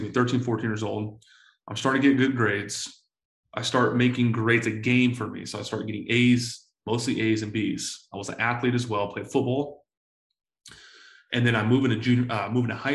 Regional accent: San Diego, California, United States; I was born to a 16-year-old single mom in San Diego, California. I grew up in Section 8 housing

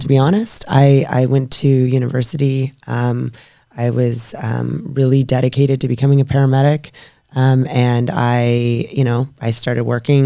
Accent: British Columbia, Canada; also born or lived in Alberta; I, moved back to BC

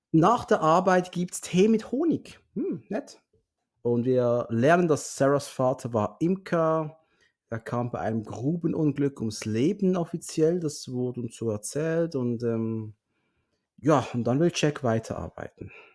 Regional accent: Basel, Basel-Stadt, Switzerland; bei uns in Basel

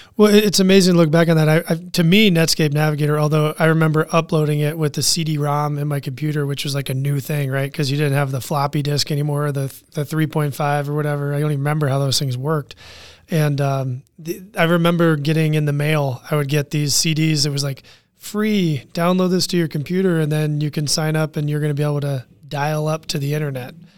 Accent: Washington, D.C. area, Northern Virginia, United States; I grew up in Washington, D C area, Northern Virginia, around politics

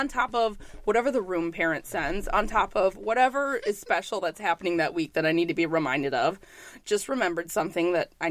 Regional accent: New York, United States; I'm a New Yorker

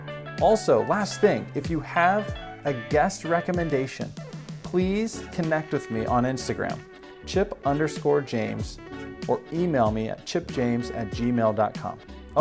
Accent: Springboro or Centerville area, Ohio, United States; as a kid growing up in the Springboro or Centerville area

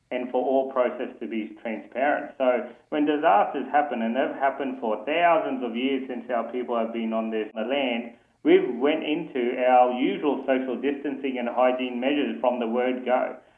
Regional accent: Mount Isa, Queensland, Australia; I'm a Christian and a Kalkadoon one year young leader boy born and bred in Mount Isa.

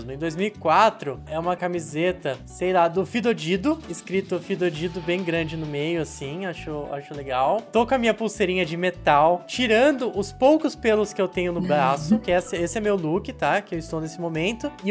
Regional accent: Brasília, Federal District, Brazil; Eu sou de Brasília.

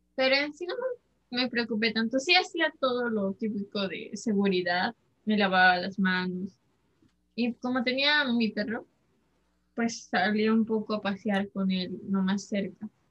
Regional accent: Peru; somos peruanos

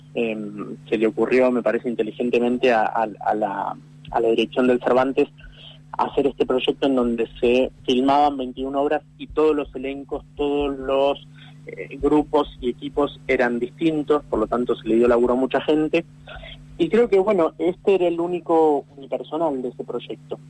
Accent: Buenos Aires, Argentina; soy actor, soy porteño

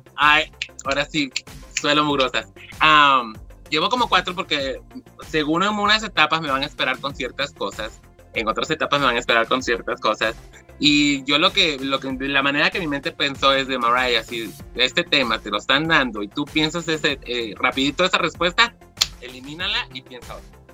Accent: Mexico; now in California, United States; siendo latina, mexicana, luego no hablas bien el idioma en esos tiempos

